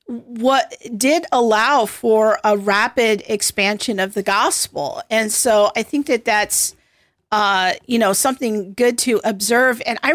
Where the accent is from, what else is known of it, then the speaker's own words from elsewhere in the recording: United States; I think it's often something that we have taken for granted as American Christians.